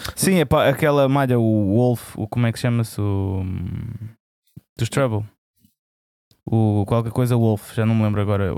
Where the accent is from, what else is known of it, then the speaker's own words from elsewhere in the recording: Alentejo, Portugal; eu sou alentejano